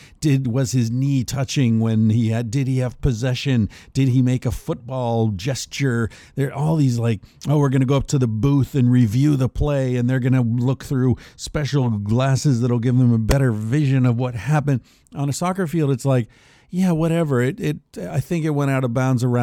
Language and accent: English; Pittsburgh, Pennsylvania, United States; I grew up in Pittsburgh